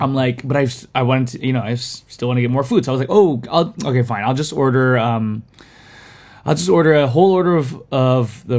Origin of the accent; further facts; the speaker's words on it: Virginia, United States; moved away; I kind of grew up in Virginia, which is kind of the South